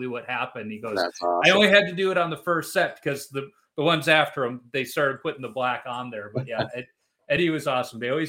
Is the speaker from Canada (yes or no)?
no; Chicago, Illinois, United States; growing up in Chicago in the 90s